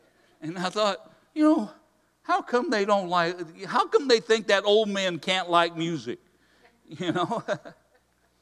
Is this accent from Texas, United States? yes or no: no; Hudsonville, Michigan, United States; I grew up actually in Hudsonville, just down the road here